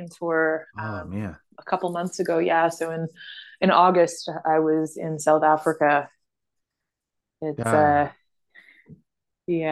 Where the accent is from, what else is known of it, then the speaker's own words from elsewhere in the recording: Canada; also born or lived in Uganda; now in Toronto, Canada; I was from the West